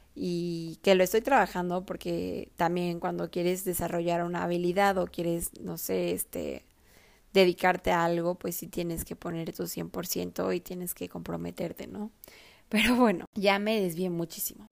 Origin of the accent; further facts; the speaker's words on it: Mexico; also born or lived in Mexico City; yo antes vivía en mi ciudad natal de toda la vida